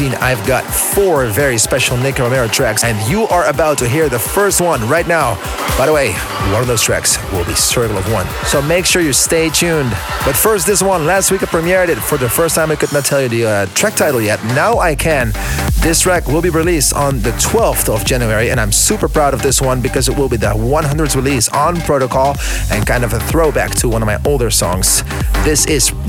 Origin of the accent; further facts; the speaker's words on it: Netherlands; my hometown